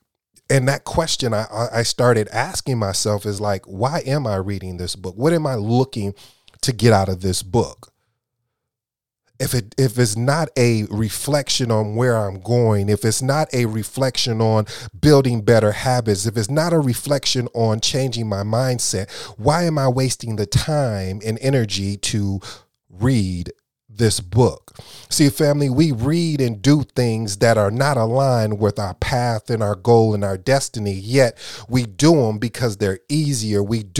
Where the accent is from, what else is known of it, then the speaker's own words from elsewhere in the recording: Flint, Michigan, United States; also born or lived in Kalamazoo; I grew up in Michigan, Flint and Kalamazoo to be exact.